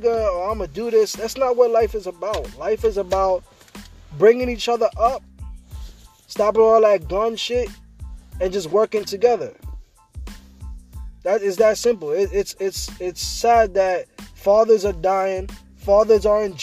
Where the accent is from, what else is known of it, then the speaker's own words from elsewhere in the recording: New York City, New York, United States; growing up in Brooklyn, you know, especially on Flatbush